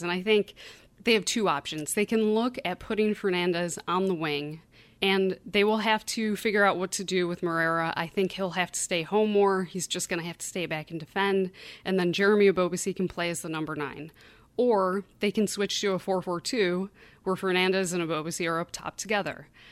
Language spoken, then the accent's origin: English; Buffalo, New York, United States; accent: Great Lakes Midwestern; moved away; I'm from Buffalo, New York, originally. So, the accent that you hear is, I guess, sort of a Great Lakes Midwestern sort of accent.